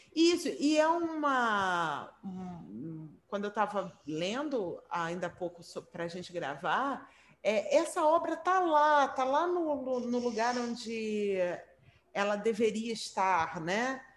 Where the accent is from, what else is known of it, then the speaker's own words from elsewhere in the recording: Brazil; eu, como brasileira